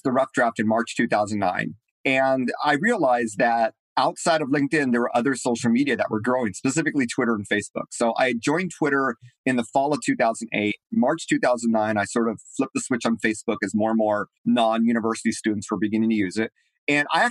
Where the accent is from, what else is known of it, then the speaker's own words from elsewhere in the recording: Southern California, United States; moved away as an adult; also born or lived in Asia / Massachusetts; I'm from Southern California